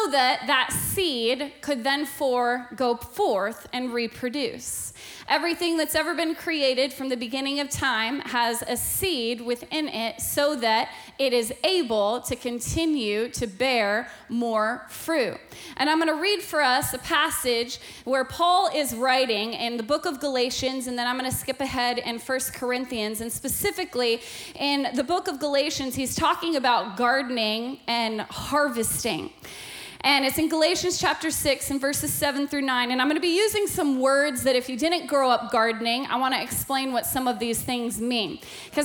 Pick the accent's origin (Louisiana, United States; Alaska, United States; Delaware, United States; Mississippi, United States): Alaska, United States; I was born and raised in Alaska, and growing up in Alaska